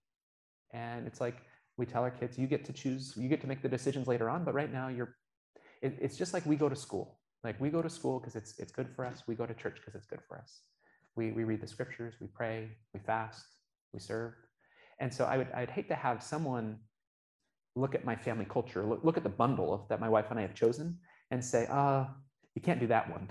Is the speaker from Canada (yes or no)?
no; Oregon, United States; now in Utah, United States; I grew up in Oregon